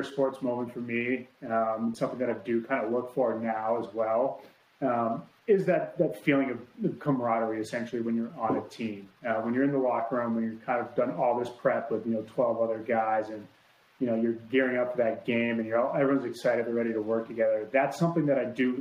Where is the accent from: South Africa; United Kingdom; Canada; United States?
United States; Boston, Massachusetts; now in Los Angeles, United States; I grew up in Boston, so I wasn't like growing up by the water.